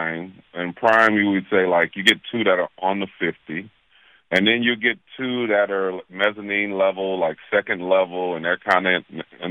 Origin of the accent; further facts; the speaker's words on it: New Orleans, Louisiana, United States; I am originally from New Orleans